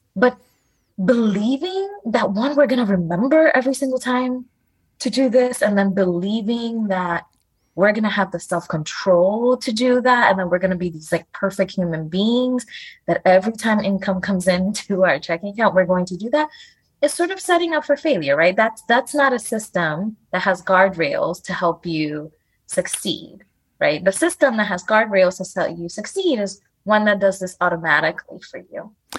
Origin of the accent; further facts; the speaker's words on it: New York City, New York, United States; sometimes I would say I was from New York City instead of I was from the Bronx